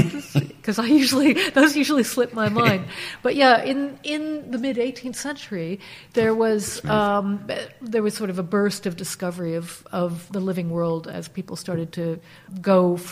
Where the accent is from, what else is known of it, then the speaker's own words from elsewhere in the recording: East Coast, United States; So I grew up basically in the United States, East Coast of the United States, and like many Americans, moving around a bit.